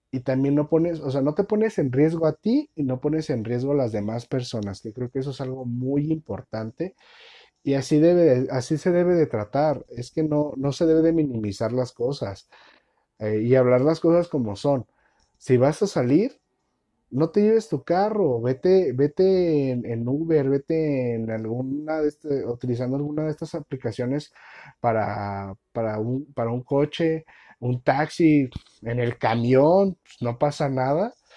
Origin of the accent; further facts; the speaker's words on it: Mexico; uno como mexicano